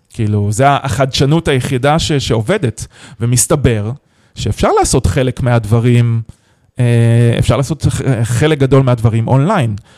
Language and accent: Hebrew; Haifa, Haifa District, Israel; also born or lived in San Francisco; אני חיפאי במקור